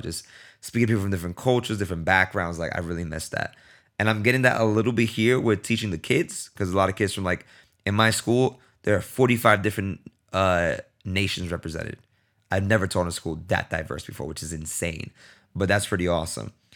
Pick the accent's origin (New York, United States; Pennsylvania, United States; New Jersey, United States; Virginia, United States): New York, United States; New York City; moved away; I'm born and raised in Brooklyn